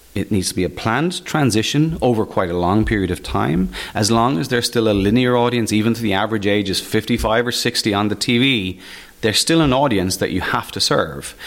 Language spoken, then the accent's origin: English; Waterford, Munster, Ireland; I am Irish. I was born in Waterford. I've basically spent my entire life living in Ireland.